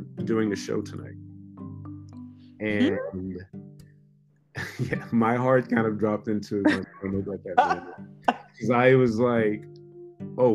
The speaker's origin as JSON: {"language": "English", "region": "the South", "country": "United States", "tie": "born or raised there", "also_born_or_lived": "Switzerland", "said": "growing up in the South"}